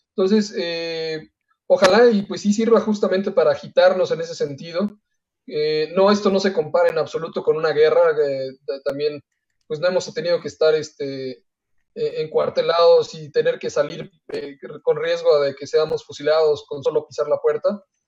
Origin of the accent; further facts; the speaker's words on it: Mexico; una de nuestras cualidades como mexicano